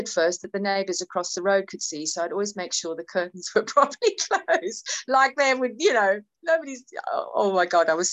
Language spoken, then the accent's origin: English; Cape Town, Western Cape, South Africa; moved away as an adult; now in United Kingdom; I was born in Cape Town, I was born in South Africa, I grew up in South Africa, but I came to England at 21